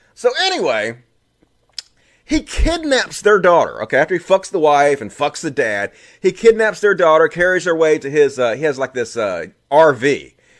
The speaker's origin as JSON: {"language": "English", "region": "Mississippi", "country": "United States", "tie": "born or raised there", "accent": "thick", "said": "I grew up in Mississippi, and I grew up, you know, deep, deep, deep inside the cult of Christianity"}